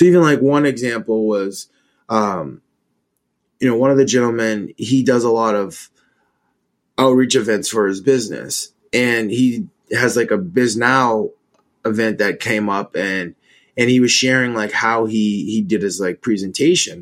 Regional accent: Maine, United States; now in DC, Maryland, Virginia area, United States; I'm from Maine, so I'm used to dealing with 2-3 feet of snow

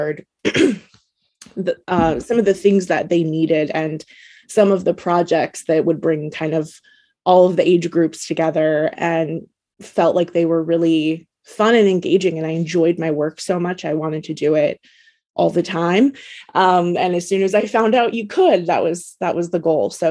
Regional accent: Oregon, United States; I born and raised in Oregon

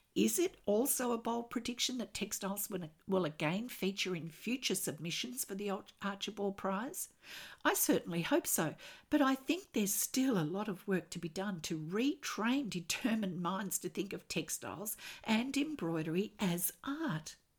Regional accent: Australia; I'm an Australian textile artist

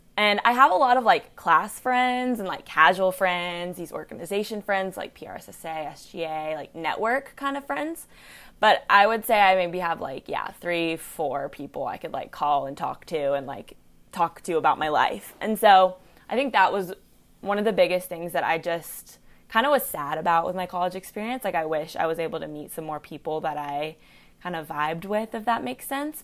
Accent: Chattanooga, Tennessee, United States; also born or lived in Georgia; I'm from Chattanooga

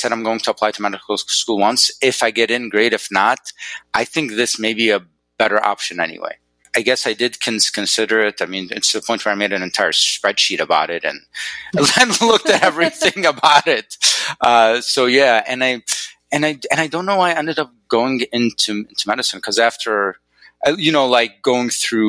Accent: Northwest Wisconsin, United States; also born or lived in Egypt / Chicago; now in Arizona, United States; my parents are from Egypt, but I grew up in Northwest Wisconsin

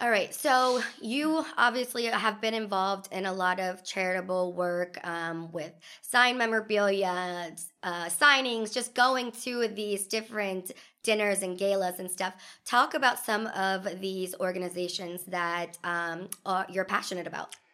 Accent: Northern Kentucky, United States; I'm another Northern Kentucky gal

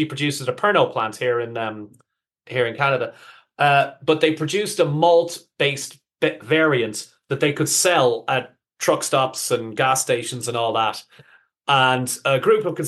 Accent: Ireland; moved away; also born or lived in United Kingdom / Netherlands; I'm obviously from Ireland, spent almost 20 years living in Holland.

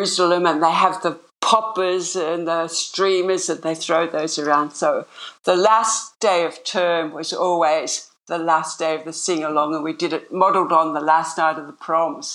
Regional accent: Sydney, New South Wales, Australia; moved away; I grew up in Sydney. I grew up in North Sydney, and then lived most of my all my life close into the city.

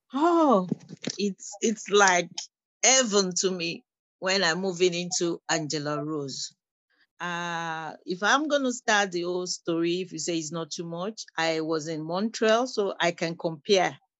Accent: Nigeria; moved away as an adult; now in Windsor, Canada; I'm a refugee. I came into Canada as a refugee. I'm from Nigeria.

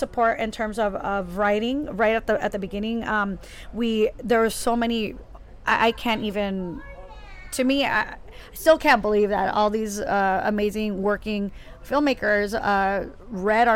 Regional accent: San Diego, California, United States; moved away as an adult; also born or lived in New York; I'm actually originally from San Diego

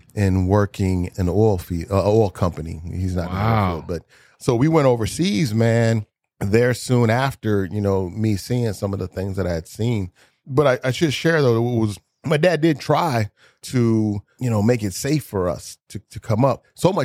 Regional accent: Inglewood, California, United States; Yeah, I was born in Inglewood up to no good. And I was raised, you know, born like, you know what, 3-4 blocks from the Forum

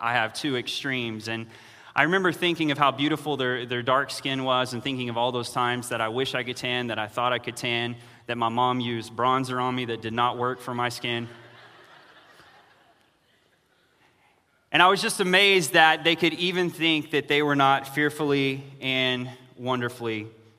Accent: United States; to me, it's foreign as an American

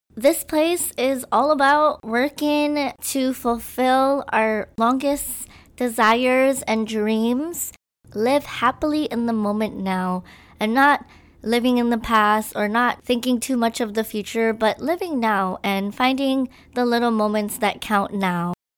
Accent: Maui, Hawaii, United States; also born or lived in Philippines; I was born in the Philippines, and my family and I moved to Hawaii on the island of Maui. I basically grew up here. Hawaii has always been my home.

